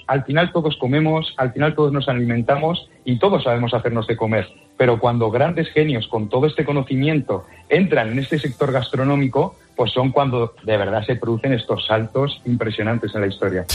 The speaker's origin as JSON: {"language": "Spanish", "region": "La Rioja", "country": "Spain", "said": "yo soy riojano, si algo sabemos en La Rioja es chascar patatas"}